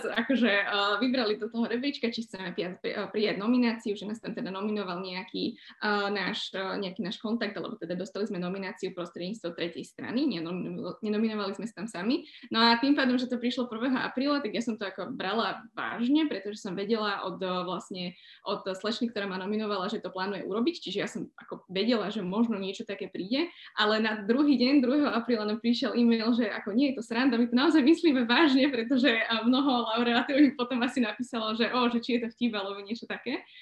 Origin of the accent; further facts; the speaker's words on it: Slovakia; moved away as an adult; now in London, United Kingdom; Ja som samozrejme Slovenka